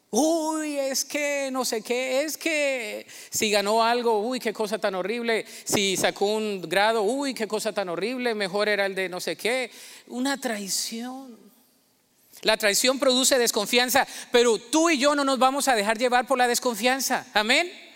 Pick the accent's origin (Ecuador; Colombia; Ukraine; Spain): Colombia; moved away; El colombiano en mí se me salió